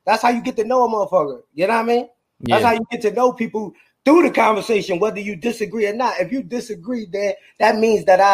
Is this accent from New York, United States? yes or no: yes; New York City, New York, United States; now in Houston, United States; I'm originally from Brooklyn